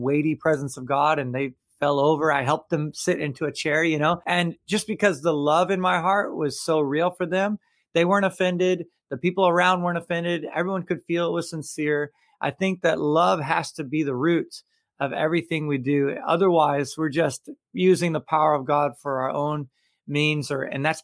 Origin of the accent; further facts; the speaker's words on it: Tampa, Florida, United States; here in town in Tampa, Florida, my hometown, I love it. I'm third generation Tampa native.